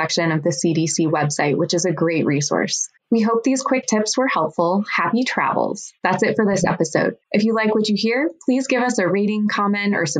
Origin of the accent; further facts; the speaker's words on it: United States; as an American traveling on an American passport